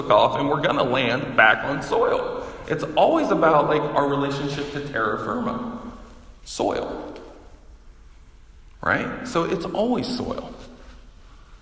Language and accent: English; the South, United States; moved away; I grew up in the South